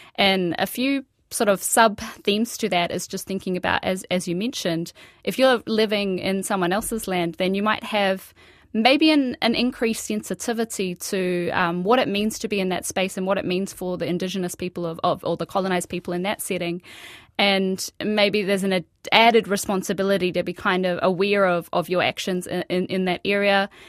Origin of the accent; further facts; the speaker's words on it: Australia; moved away as an adult; now in Whangarei, New Zealand; I was born and raised in Australia